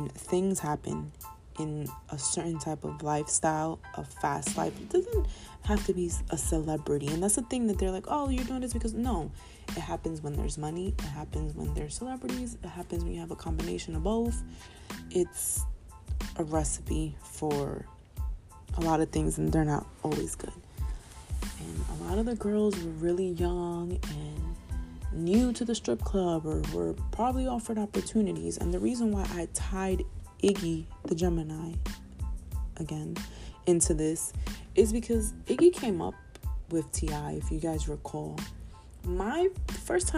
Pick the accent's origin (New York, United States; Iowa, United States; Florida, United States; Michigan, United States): New York, United States; as a New Yorker